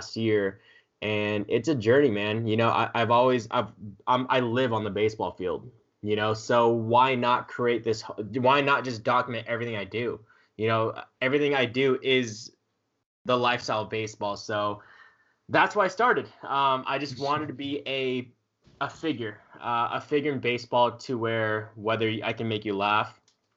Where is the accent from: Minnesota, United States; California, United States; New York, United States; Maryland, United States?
California, United States; Southern; I'm from Southern California